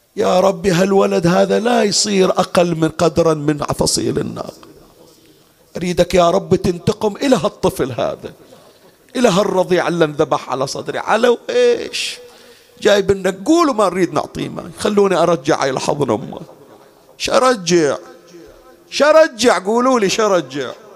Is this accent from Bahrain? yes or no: yes; Bahrain; بالمحرق عندنا بالبحرين